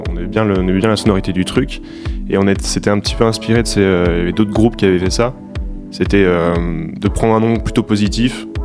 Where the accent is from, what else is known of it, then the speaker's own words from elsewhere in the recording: Poitiers, Nouvelle-Aquitaine, France; Bah, c'est cocktail dit et on vient de Poitiers.